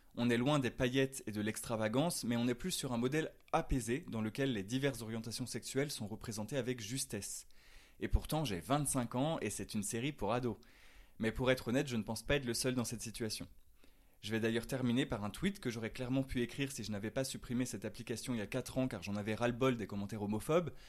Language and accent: French; France; accent: French; mon French accent